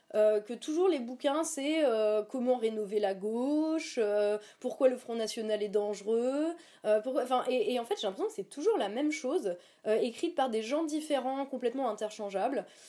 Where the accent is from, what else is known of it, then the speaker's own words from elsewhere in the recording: Lorraine, Grand Est, France; also born or lived in Verdun; j'ai grandi dans le PIO, Villerullon, oui. et ensuite, j'ai fait mon lycée à Verdun.